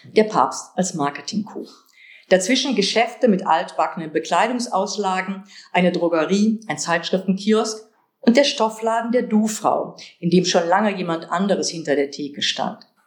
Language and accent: German; Kevelaer, North Rhine-Westphalia, Germany; moved away; Kevlar, meinen Geburtsort